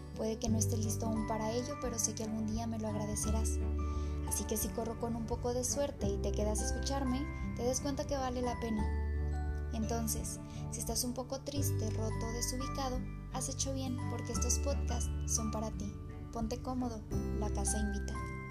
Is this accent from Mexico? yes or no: yes; Fresnillo, Zacatecas, Mexico; soy de Fresnillo, Zacatecas